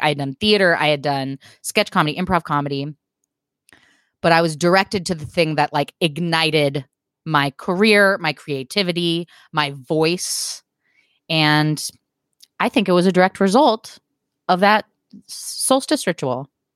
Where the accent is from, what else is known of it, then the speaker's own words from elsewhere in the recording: Portland, Oregon, United States; moved away as an adult; also born or lived in Texas; I had never lived anywhere except for my hometown of Portland, Oregon